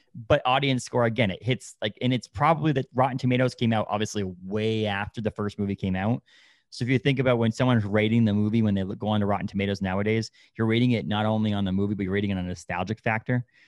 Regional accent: New England, United States; I grew up in New England

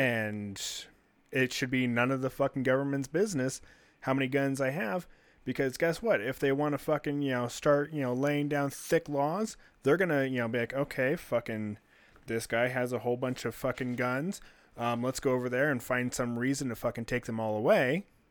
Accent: United States

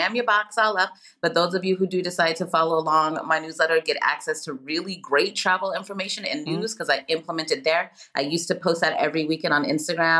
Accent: San Diego, California, United States; first language English; moved away as an adult; also born or lived in Macedonia; now in Spain; growing up in San Diego, so close to the Mexican

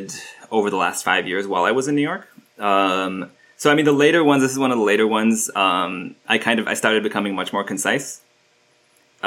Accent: Istanbul, Turkey; I grew up in Istanbul. My dad is Turkish and my mom is American

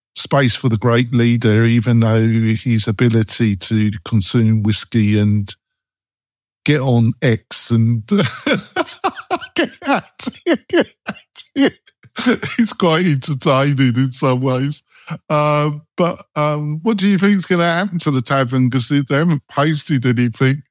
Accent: England, United Kingdom; moved away; I'm English

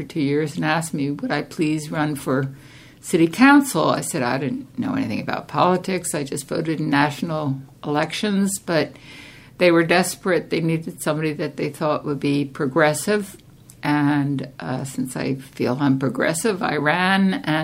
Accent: Delaware County, Pennsylvania, United States; moved away as an adult; also born or lived in California; now in Half Moon Bay, United States; I was born and raised in Delaware County in Pennsylvania, just outside of Philadelphia

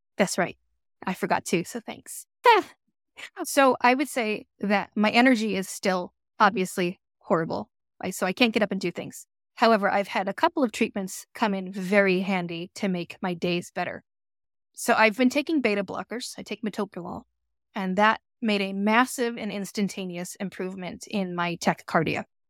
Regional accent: United States; moved away as an adult; also born or lived in Boston, Massachusetts / Florida; now in Shelby Township, United States; Grew up in Boston and Florida

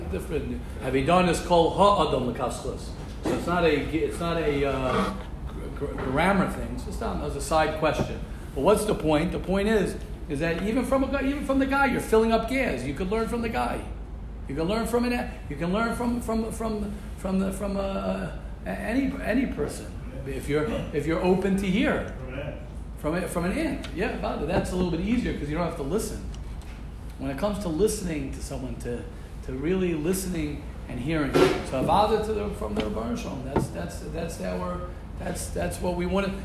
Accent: United States; me as an American

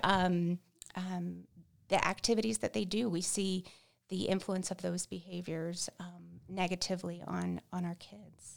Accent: Central Florida, United States; moved away as an adult; now in Casper, United States; We're originally from Central Florida

